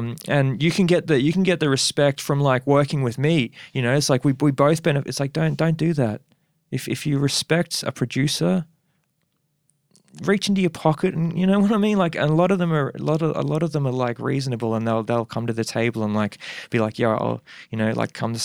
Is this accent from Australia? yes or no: yes; Perth, Western Australia, Australia; now in Brisbane, Australia; I was born in Perth in Subiaco.